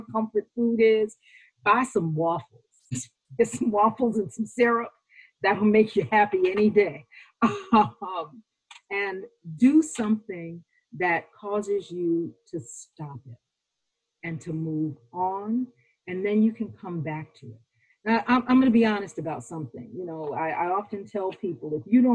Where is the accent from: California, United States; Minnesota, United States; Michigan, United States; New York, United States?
New York, United States; I'm a New Yorker